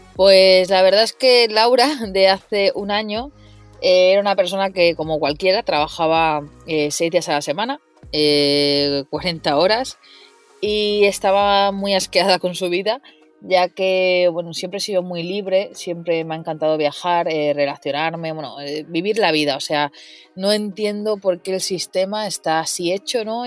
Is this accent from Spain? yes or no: yes; Mataró, Catalonia, Spain; yo soy de Mataró